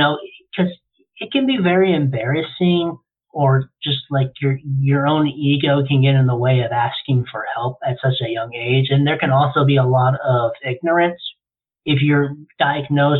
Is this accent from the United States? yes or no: yes; Florida, United States; I was born and raised in Florida